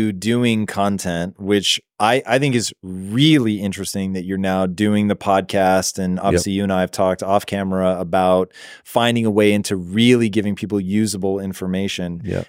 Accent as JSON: {"language": "English", "town": "Tacoma", "region": "Washington", "country": "United States", "tie": "born or raised there", "moved": "yes"}